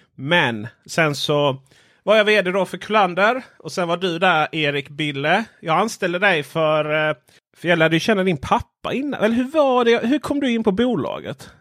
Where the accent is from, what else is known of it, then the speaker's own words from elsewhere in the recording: Stenjulsmåla, northern Ronneby municipality, Blekinge, Sweden; moved away; Jag kommer från Stenjulsmåla, denna världsmetropol.